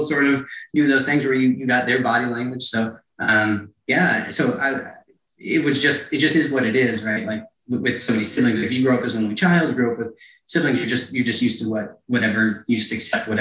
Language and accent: English; Stroudsburg, Pennsylvania, United States; also born or lived in Carteret, New Jersey; I grew up there until I was about 7. And then I moved to Stroudsburg